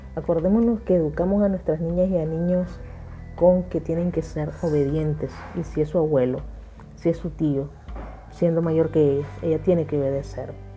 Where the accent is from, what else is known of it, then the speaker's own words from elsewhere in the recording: Nicaragua; desde Nicaragua